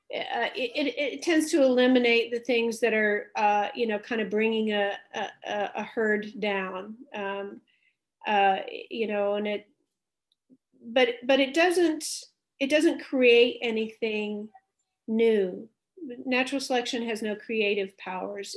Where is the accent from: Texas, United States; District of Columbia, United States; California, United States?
Texas, United States; Dallas; I grew up in Dallas, Texas